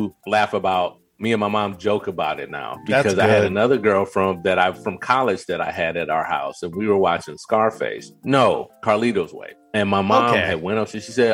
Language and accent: English; Detroit, Michigan, United States